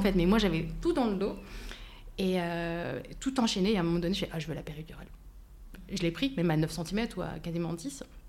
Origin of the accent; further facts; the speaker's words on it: France; j'ai vécu en France, j'ai grandi en France